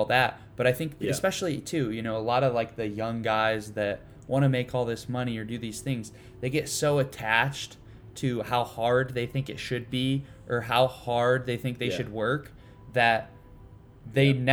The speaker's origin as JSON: {"language": "English", "region": "Ohio", "country": "United States", "tie": "born or raised there", "said": "I grew up, I'm from Ohio"}